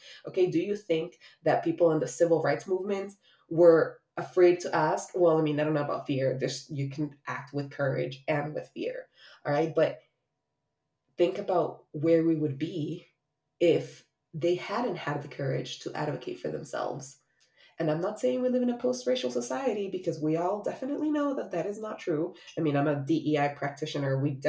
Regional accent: Miami, Florida, United States; also born or lived in Honduras; As I've shared many times, I was born in Honduras and moved to Miami the summer before I turned 9.

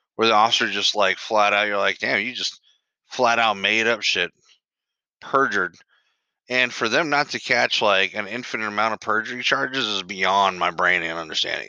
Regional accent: United States; I grew up in the United States of America

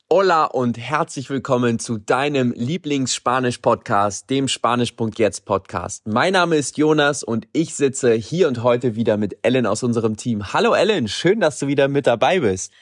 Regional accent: Germany; bei uns in Deutschland

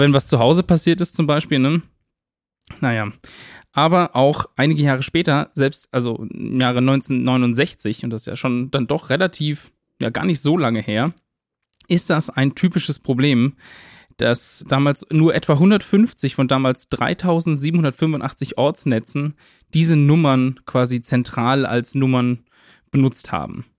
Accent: near Winnenden, Baden-Württemberg, Germany; in Winnenden. Also das ist ja eine Kleinstadt ganz in der Nähe von meiner Heimat.

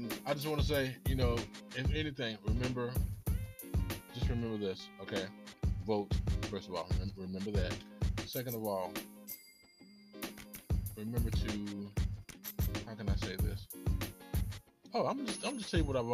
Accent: Blythewood, South Carolina, United States; I'm from Blythewood, South Carolina

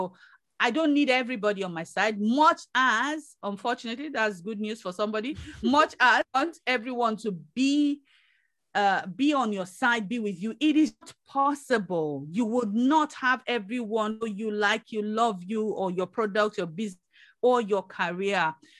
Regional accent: United Kingdom; Yeah, we're British.

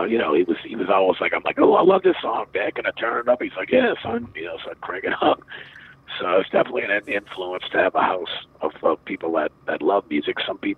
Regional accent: England, United Kingdom; born there; I was born in England in 1965

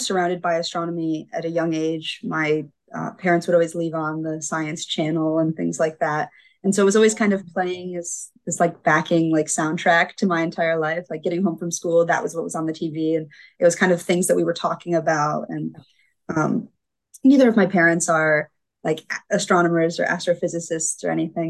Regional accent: Grand Rapids, Michigan, United States; I grew up in Grand Rapids, Michigan.

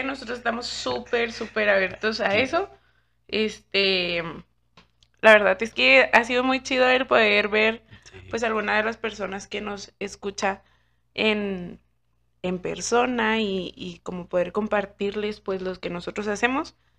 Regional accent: Chihuahua, Mexico; nosotros somos de Chihuahua.

